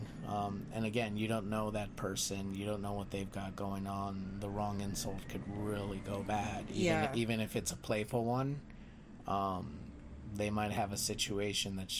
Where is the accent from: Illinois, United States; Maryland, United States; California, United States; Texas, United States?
California, United States; Los Angeles; moved away; also born or lived in New Orleans; growing up Mexican and how, like, growing up in East